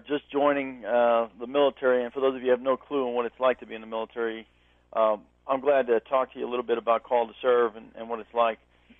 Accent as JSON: {"language": "English", "town": "New York City", "region": "New York", "country": "United States", "moved": "yes", "said": "I'm originally from Brooklyn, New York"}